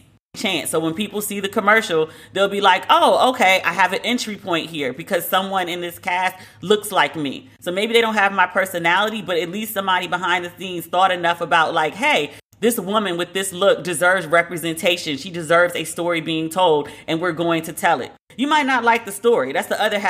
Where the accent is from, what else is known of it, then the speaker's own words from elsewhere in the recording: United States; accent: American; my American accent